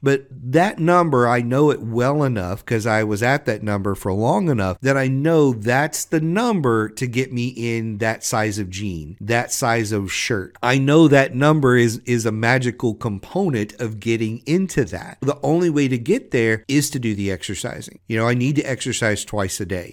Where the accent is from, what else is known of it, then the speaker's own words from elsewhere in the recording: Southwest Louisiana, United States; I grew up in Southwest Louisiana.